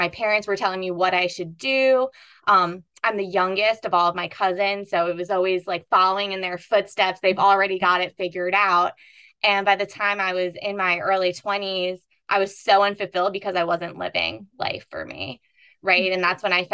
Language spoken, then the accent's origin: English; East Coast, United States; I grew up on the East Coast in a very Catholic family